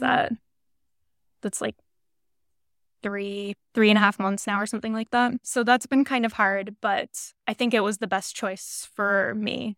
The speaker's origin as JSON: {"language": "English", "region": "New Hampshire", "country": "United States", "tie": "born or raised there", "moved": "yes", "lives_now": "New York, United States", "said": "I currently live in New York, but I was born and raised in New Hampshire"}